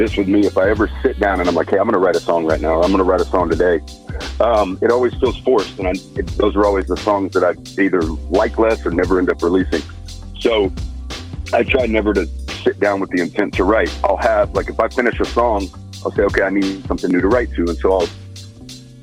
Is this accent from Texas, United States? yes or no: yes; Texas, United States; I'm from the South. I'm from Texas